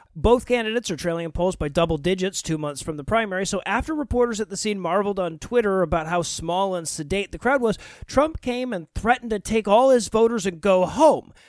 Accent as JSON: {"language": "English", "region": "Georgia", "country": "United States", "tie": "born or raised there", "said": "my home state of Georgia"}